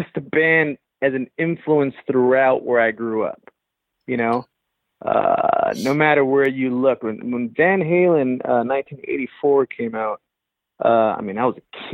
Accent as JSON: {"language": "English", "town": "Los Angeles", "region": "California", "country": "United States", "tie": "born or raised there", "said": "I grew up in Los Angeles, East"}